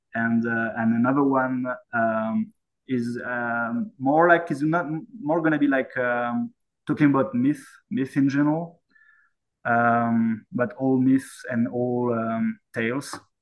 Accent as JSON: {"language": "English", "town": "Saint-Étienne", "region": "Auvergne-Rhône-Alpes", "country": "France", "tie": "born or raised there", "moved": "as an adult", "lives_now": "Yukon, Canada", "said": "my hometown is called Saint Etienne"}